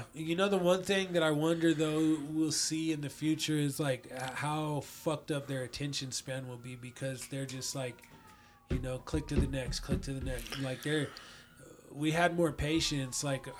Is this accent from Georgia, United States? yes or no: no; Thornton, Colorado, United States; moved away as an adult; also born or lived in Los Angeles, California; I grew up in Thornton.